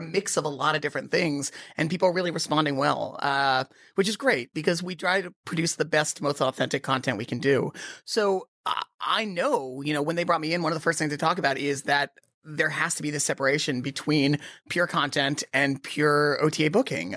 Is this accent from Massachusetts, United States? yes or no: yes; Boston, Massachusetts, United States; moved away; also born or lived in London; I grew up in Boston. That's where I'm born. Born in Boston